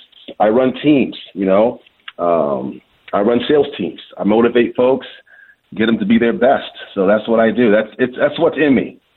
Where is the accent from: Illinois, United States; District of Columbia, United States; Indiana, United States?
District of Columbia, United States; Washington; now in Michigan, United States; I'm born and raised in Washington, D.C., to families who are from West Africa. My mom and dad are from Liberia, West Africa.